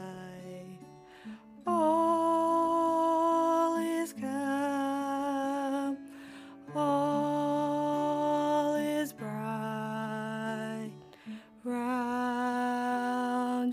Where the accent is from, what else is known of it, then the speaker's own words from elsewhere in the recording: Northern Ireland, United Kingdom; moved away as an adult; now in Glasgow, United Kingdom; I'm from Northern Ireland, hence the accent.